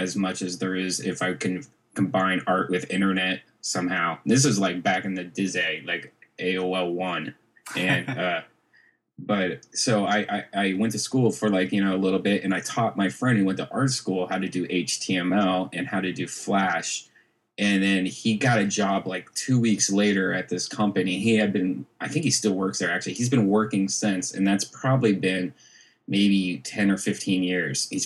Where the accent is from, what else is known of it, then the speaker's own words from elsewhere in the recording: Dublin, Ohio, United States; I actually grew up in Dublin, Ohio